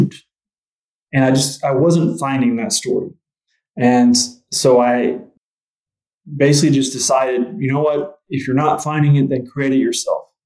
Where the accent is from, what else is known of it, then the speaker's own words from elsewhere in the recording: Spiro, Oklahoma, United States; moved away; Where I grew up in Spiro, Oklahoma, I graduated with 80 people